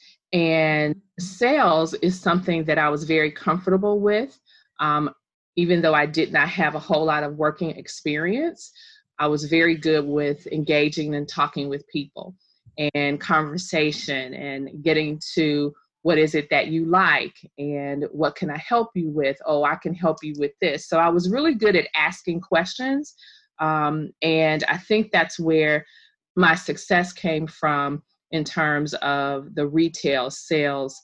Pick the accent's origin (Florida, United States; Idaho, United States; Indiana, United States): Indiana, United States; also born or lived in Bloomington, Indiana; I am from Indiana